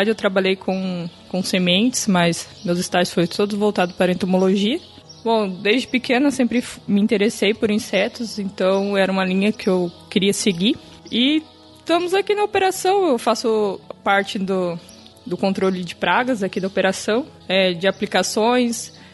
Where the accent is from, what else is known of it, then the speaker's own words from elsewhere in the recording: Mato Grosso do Sul, Brazil; now in Bahia, Brazil; Bom, eu sou natural do Mato Grosso do Sul. Eu formei na Universidade Estadual do meu estado, é, vim parar aqui na Bahia